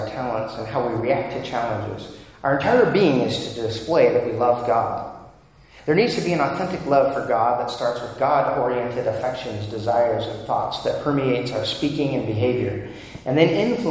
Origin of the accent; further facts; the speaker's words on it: United States; We tend to be American Christians and not Christian Americans.